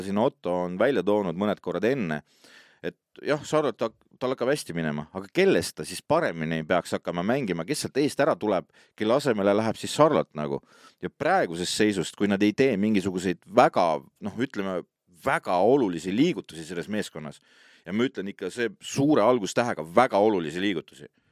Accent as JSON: {"language": "Estonian", "country": "Estonia", "said": "mina olen muidugi eestlane"}